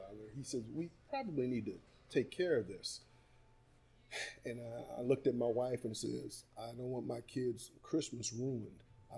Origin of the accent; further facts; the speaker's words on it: Massillon, Ohio, United States; I'm from Maslin, Ohio